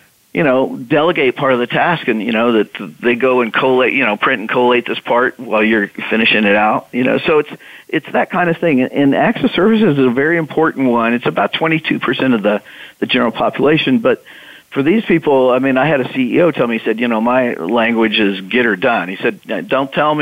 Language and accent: English; Midwest, United States; I'm a Midwesterner